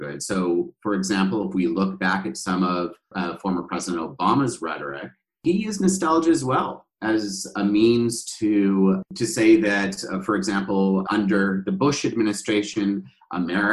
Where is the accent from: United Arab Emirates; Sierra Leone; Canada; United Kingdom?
Canada; Part of my sense of self is derived by the fact that I'm Canadian